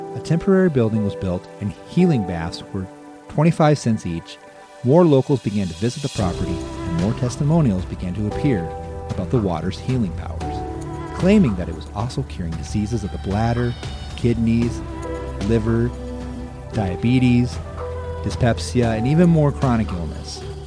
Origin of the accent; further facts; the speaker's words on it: Cherokee, Iowa, United States; moved away; it was my home for about 18 years, having been born and raised in Cherokee